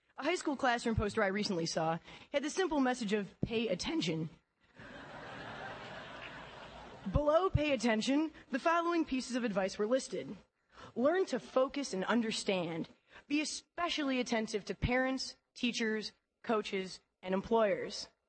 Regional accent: Detroit, Michigan, United States; moved away as an adult

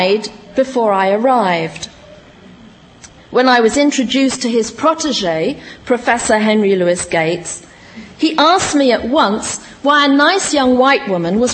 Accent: United Kingdom; also born or lived in West Indies (heritage); now in United States; I was from Britain and or of West Indian heritage

